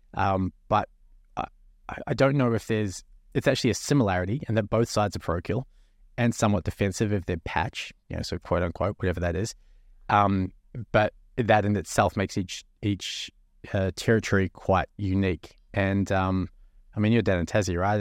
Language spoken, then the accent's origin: English; New Zealand; now in Australia; as a New Zealander